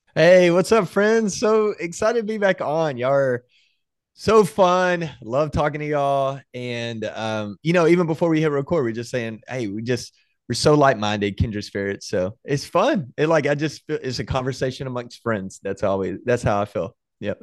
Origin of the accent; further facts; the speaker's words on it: Waco, Texas, United States; we grew up in Waco, Texas